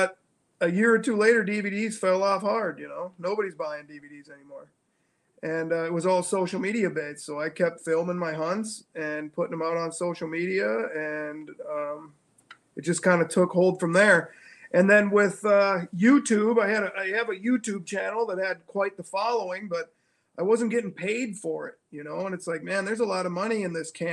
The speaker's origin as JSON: {"language": "English", "town": "Hutchinson", "region": "Minnesota", "country": "United States", "tie": "born or raised there", "also_born_or_lived": "Tempe, Arizona", "said": "I was born in Tempe, Arizona. And then at a very young age, I moved to Hutchinson, Minnesota. And that's where I reside right now"}